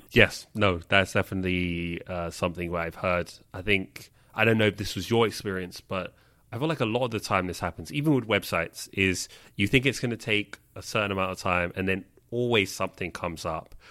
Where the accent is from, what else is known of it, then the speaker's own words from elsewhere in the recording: London, United Kingdom; moved away; I grew up in London